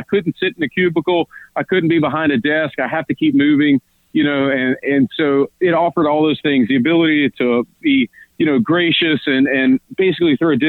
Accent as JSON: {"language": "English", "region": "Louisiana", "country": "United States", "said": "But, you know, where we're from, it's more agrarian. So we're really in hunter and sportsman's paradise is where our area of Louisiana is call"}